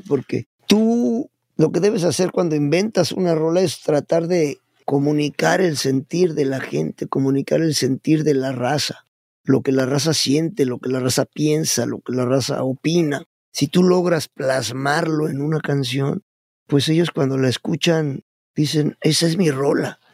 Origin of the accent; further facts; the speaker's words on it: Puebla, Mexico; moved away; also born or lived in Mexico City; yo soy de allá de la República de los Camotes y los Borrachitos